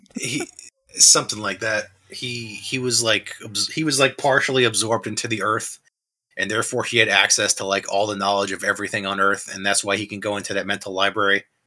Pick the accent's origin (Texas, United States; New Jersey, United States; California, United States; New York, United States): New Jersey, United States; I was raised in New Jersey where I was Christian